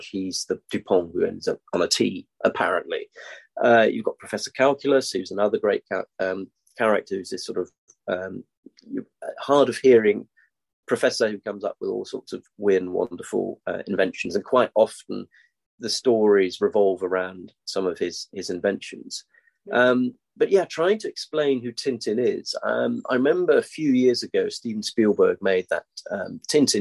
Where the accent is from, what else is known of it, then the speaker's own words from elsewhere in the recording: Denmark; I grew up in Denmark.